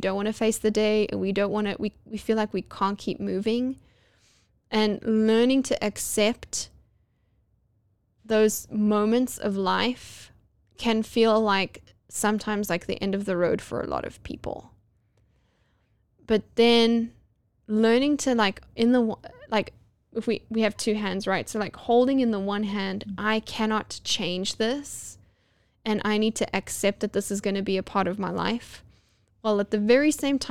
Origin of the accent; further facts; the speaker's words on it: Johannesburg, Gauteng, South Africa; now in United States; my hometown of Johannesburg, South Africa